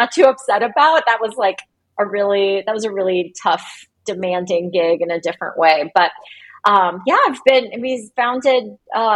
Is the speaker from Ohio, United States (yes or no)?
yes; Cincinnati, Ohio, United States; moved away as an adult; also born or lived in New York City, United States / Cleveland, Ohio, United States; we packed up and moved to Cincinnati, which is my hometown